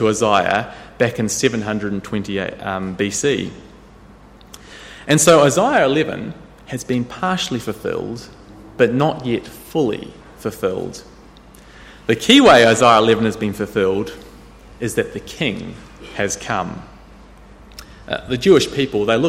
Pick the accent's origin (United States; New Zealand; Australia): New Zealand; When I grew up in New Zealand, I caught the school bus every day